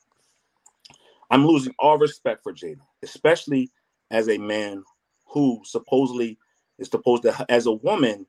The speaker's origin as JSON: {"language": "English", "town": "Philadelphia", "region": "Pennsylvania", "country": "United States", "said": "I'm from Philly"}